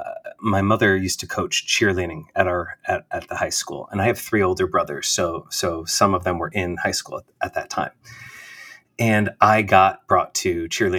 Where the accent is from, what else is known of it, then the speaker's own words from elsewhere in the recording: Bergen County, New Jersey, United States; moved away as an adult; also born or lived in Washington Heights, New York; now in New York City, United States; I grew up in New Jersey. So Bergen County